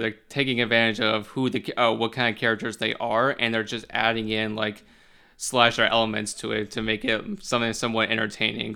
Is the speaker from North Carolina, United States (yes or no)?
yes; Charlotte, North Carolina, United States; also born or lived in Wilmington, North Carolina; I am currently from Charlotte of North Carolina